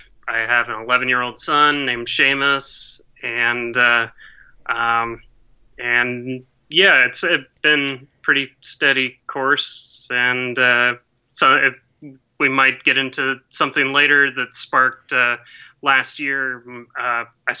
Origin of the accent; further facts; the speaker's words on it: Greensboro, North Carolina, United States; also born or lived in Fort Lauderdale, Florida / Durham, North Carolina; I'm originally from Fort Lauderdale, Florida. My family moved up to Greensboro, North Carolina, just before I was 6.